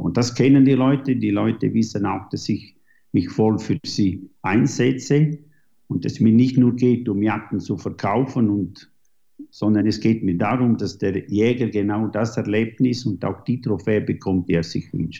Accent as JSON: {"language": "German", "country": "Switzerland", "tie": "born or raised there", "also_born_or_lived": "New Zealand", "said": "Ich jage hier in den äh, Schweizer Bergen, wo ich aufgewachsen bin"}